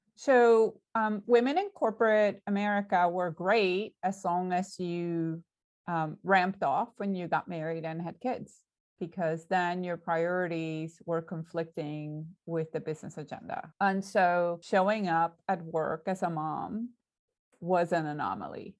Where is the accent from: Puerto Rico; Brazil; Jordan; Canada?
Puerto Rico; I'm Puerto Rican